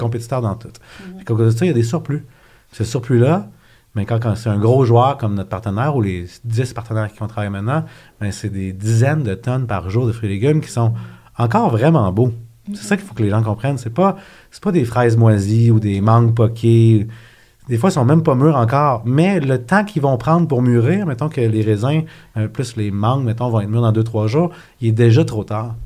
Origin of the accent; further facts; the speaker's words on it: Quebec, Canada; also born or lived in Acton Vale; j'ai grandi à Québec, j'ai fait mon cégep là-bas